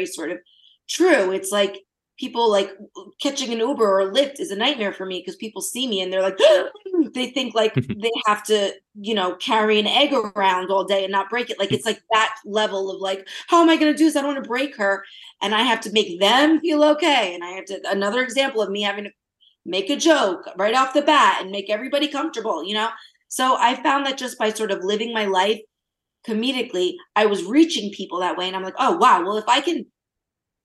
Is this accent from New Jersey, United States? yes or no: yes; New Jersey, United States; I'm from Jersey